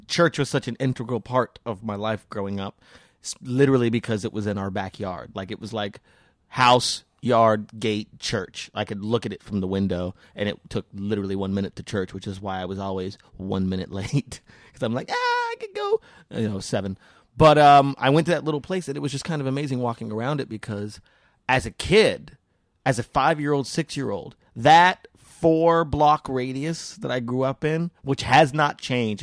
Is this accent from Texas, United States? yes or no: no; New Mexico, United States; I was born in New Mexico